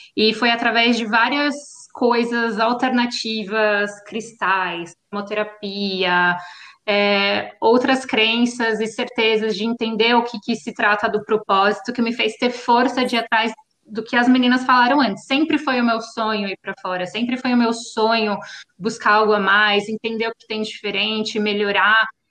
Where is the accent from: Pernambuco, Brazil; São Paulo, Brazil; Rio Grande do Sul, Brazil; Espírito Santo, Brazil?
São Paulo, Brazil; Osasco; moved away as an adult; now in Sicily, Italy; Eu vim diretamente do mundo mágico de Oz, Uhul. Osasco, São Paulo